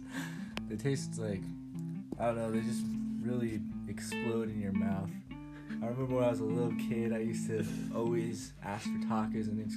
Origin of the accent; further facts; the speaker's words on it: United States; I was born in the United States